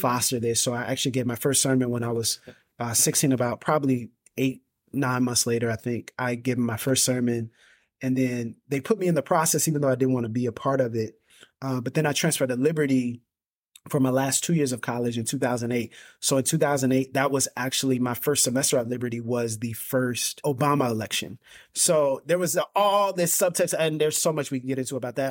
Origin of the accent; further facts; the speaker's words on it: Pensacola, Florida, United States; I was born and raised in Pensacola, Florida